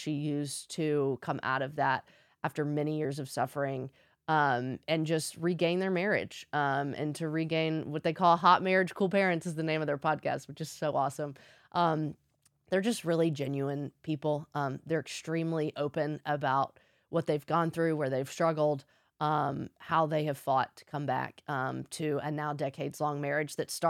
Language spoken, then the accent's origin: English; Nashville, Tennessee, United States; I am from Music City